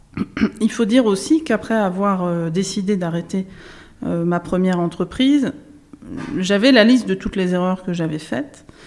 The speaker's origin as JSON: {"language": "French", "area": "Burgundy", "region": "Bourgogne-Franche-Comté", "country": "France", "tie": "born or raised there", "said": "Je viens d'un petit village en Bourgogne."}